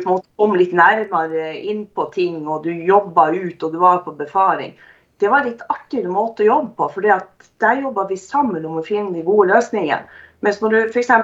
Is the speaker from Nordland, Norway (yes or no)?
yes; Narvik, Nordland, Norway; moved away as an adult; also born or lived in Porsgrunn / Skien; jeg har vokst opp i Narvik, eh, i, bodd der i 23 år